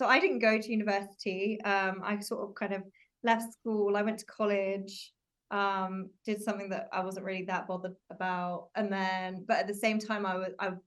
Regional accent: Oxfordshire, South East England, United Kingdom; moved away as an adult; now in London, United Kingdom; So I moved to London, because I'm from Oxfordshire originally.

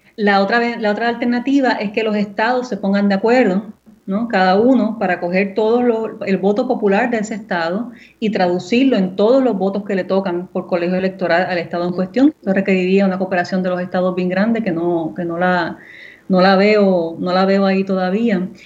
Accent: Puerto Rico; moved away; una puertorriqueña criada en la isla, ¿verdad? Viviendo allá por 10 años

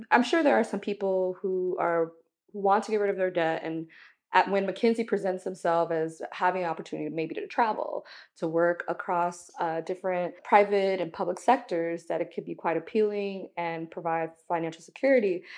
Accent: Miami, Florida, United States; growing up in Miami

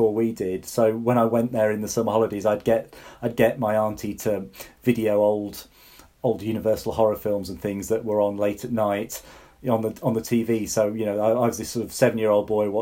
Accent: the Fens, East of England, United Kingdom; I grew up in the Fens

